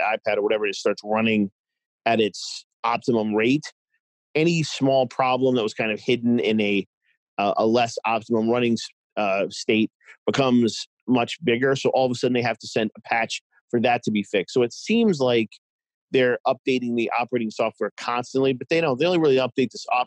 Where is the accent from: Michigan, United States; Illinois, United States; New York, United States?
New York, United States; moved away as an adult; also born or lived in Boston; now in Cincinnati, United States; I'm originally from New York. I moved to Boston.